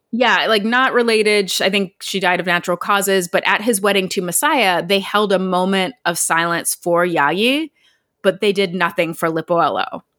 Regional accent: Ohio, United States; moved away as an adult; also born or lived in West Virginia; We're from there

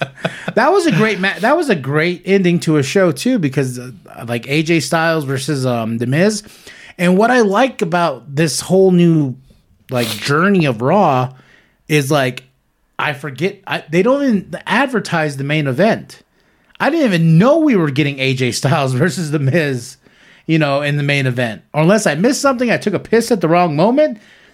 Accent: Canada; because I'm Canadian

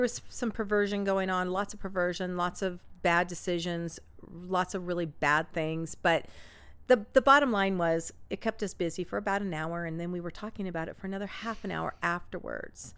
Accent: Orange County, California, United States; we're from Orange County

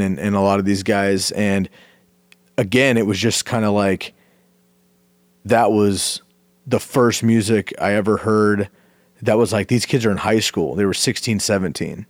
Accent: Bay Area, California, United States; moved away; I grew up in the Bay Area

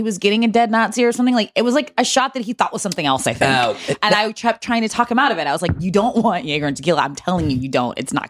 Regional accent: Georgia, United States; I'm from Georgia.

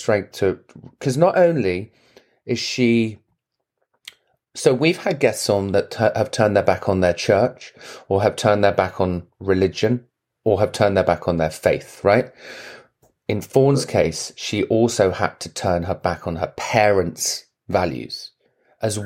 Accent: England, United Kingdom; now in United States; I'm English

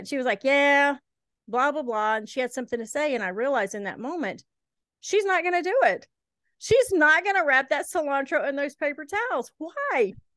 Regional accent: Helena, Alabama, United States; moved away; also born or lived in Eastern Kentucky; We moved when I was little from Kentucky to Shelby County, Alabama.

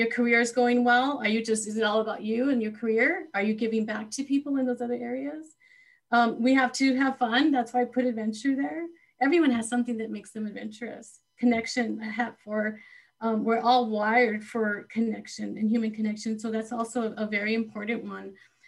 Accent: Texas, United States; What a pleasure to come to you in Texas, you, from California, Texas, my home state.

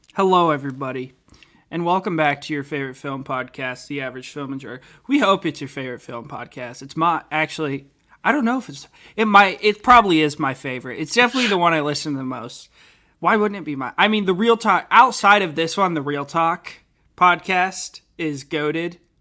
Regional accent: Portland, United States; Portland, my hometown.

